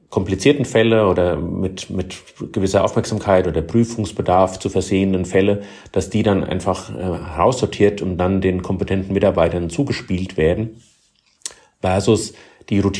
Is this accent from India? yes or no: no; Heidelberg, Baden-Württemberg, Germany; Das erlebe ich gerade in ähm, meiner Heimatstadt hier in Heidelberg, wie dort Schritt für Schritt in die richtige Richtung gegangen wird.